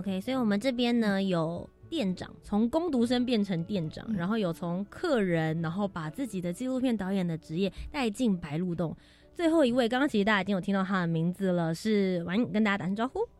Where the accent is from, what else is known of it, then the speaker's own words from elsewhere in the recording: Taipei, Taiwan; 我们家从小就住在市大